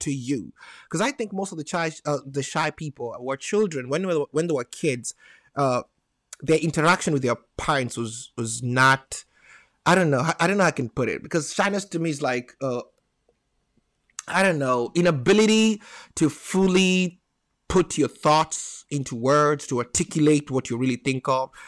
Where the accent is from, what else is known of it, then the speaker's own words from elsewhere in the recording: Nairobi, Kenya; English is a second language; now in United States; I was born in Nairobi, Kenya